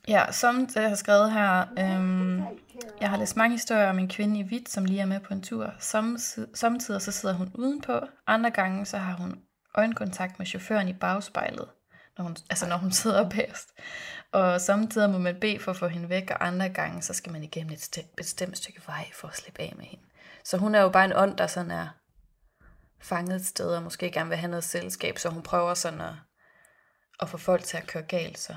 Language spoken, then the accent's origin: Danish; Philippines; now in Denmark; Jeg var barn på Filippinerne